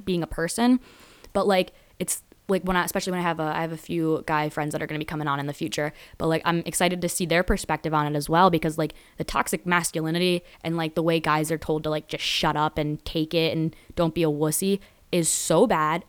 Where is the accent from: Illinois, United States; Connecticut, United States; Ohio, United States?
Connecticut, United States; Danbury; born or raised there